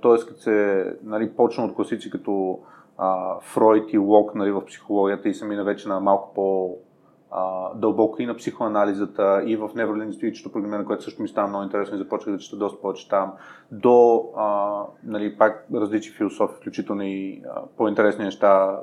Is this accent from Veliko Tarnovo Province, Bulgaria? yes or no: no; Sofia, Sofia City, Bulgaria; съм израснал в Надежда и нали, в Надежда си беше малко гето едно време.